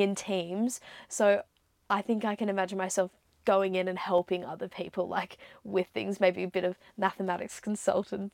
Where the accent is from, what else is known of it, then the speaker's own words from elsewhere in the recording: Sydney, New South Wales, Australia; moved away as an adult; also born or lived in Singapore; now in Melbourne, Australia; Sydney, that is what I think of. Very home to me, obviously. Grew up there